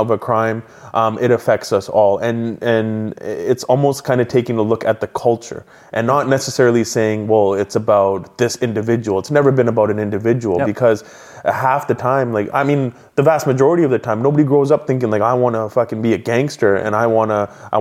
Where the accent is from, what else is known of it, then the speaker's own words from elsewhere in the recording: Abbotsford, British Columbia, Canada; So when I grew up in Abbotsford, my personality growing up was very happy-go-lucky, class clown. Moved around quite a bit